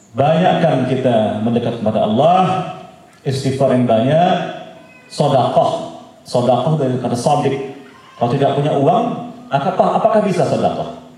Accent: Java, Indonesia; Nih, karena saya juga Jawa ya saya kurang Jawa-Jawa gitu.

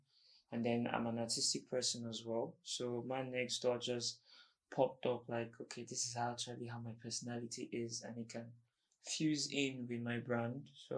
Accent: Imo, Nigeria; also born or lived in Abuja; Okay, I'm from Imo State.

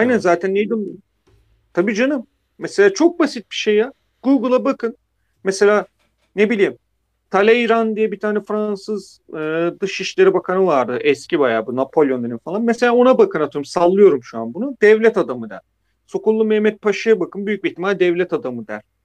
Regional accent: Black Sea Region, Turkey; ben de Karadenizliyim

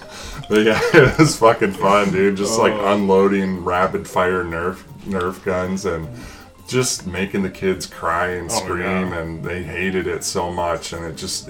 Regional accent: Montana, United States; I grew up in Montana.

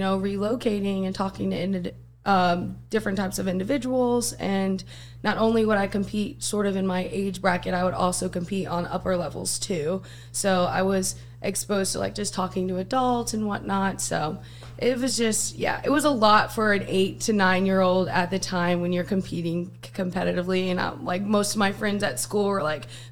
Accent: Westphalia, Missouri, United States; moved away; also born or lived in Jefferson City, Missouri; I originally, though, grew up in a town just outside of Jeff. It's called Westphalia, Missouri.

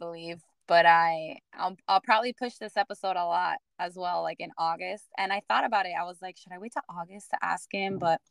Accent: Miami, Florida, United States; I grew up in Miami, so everybody just spoke Spanish.

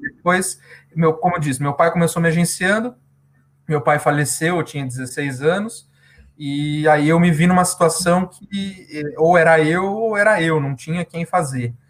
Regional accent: Curitiba, Paraná, Brazil; Eu sou de Curitiba, Paraná, capital do estado do Paraná, sou aqui da região sul

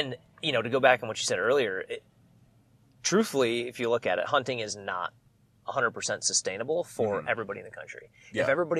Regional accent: Wisconsin, United States; moved away as an adult; also born or lived in Sidney, Nebraska / Denver, Colorado; I grew up in Wisconsin.

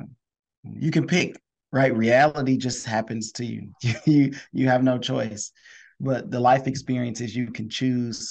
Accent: Detroit, Michigan, United States; I'm from Detroit, Michigan

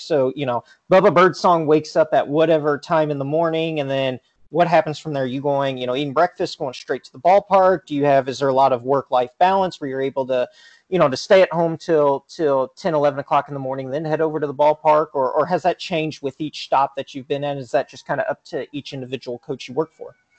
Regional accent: Willard, Missouri, United States; I grew up in a town uh, of 6,000 called uh, Willard, Missouri, just outside

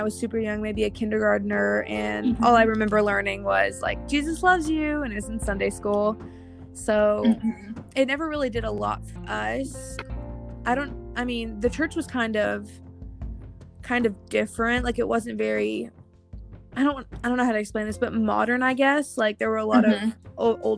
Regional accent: Michigan, United States; moved away; Michigan, my hometown

